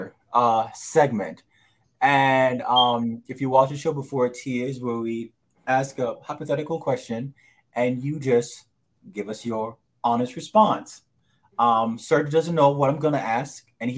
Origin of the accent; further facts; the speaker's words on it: Jamaica; I grew up in Jamaica